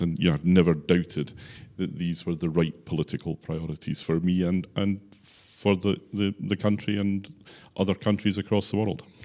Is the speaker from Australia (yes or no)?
no; Islay, Scotland, United Kingdom; moved away as an adult; now in Orkney, United Kingdom; I was born and brought up on Isla